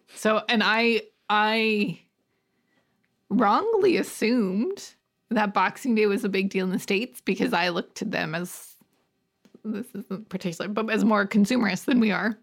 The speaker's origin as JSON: {"language": "English", "country": "Canada", "said": "we're Canadian-y"}